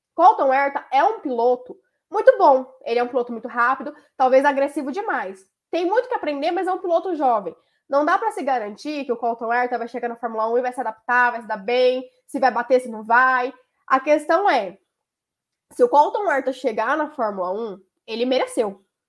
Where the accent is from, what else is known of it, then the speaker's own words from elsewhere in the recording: Brazil; como brasileiro